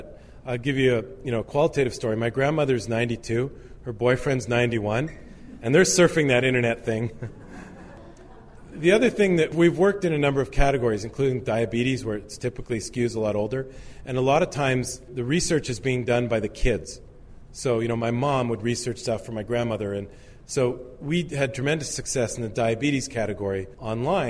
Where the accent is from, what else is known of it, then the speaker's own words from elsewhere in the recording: Canada; I'm Canadian